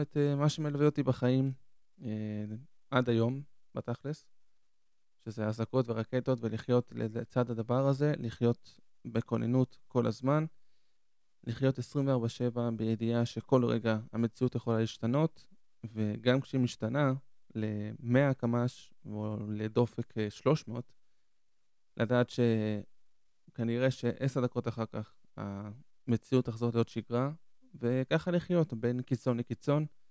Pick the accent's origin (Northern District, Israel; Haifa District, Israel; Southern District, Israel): Southern District, Israel; Ashdod; also born or lived in Argentina; now in Ashkelon, Israel; אני במקור מארגנטינה, נולדתי בארגנטינה, עליתי עם הוריי בגיל חמש לארץ, ו... עלינו לעיר שקוראים לאשדוד, מניח שרובכם מכירים, והיינו שם 17 שנה, ועברנו לפני כמה שנים לאשקלון